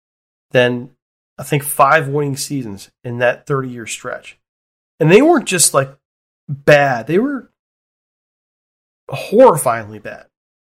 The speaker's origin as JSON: {"language": "English", "region": "Midwest", "country": "United States", "said": "I'm also from the Midwest"}